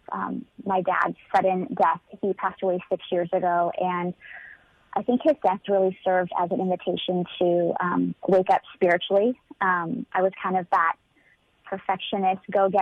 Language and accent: English; California, United States; moved away as an adult; also born or lived in Nashville area, Tennessee; now in Nashville, United States; born and raised in California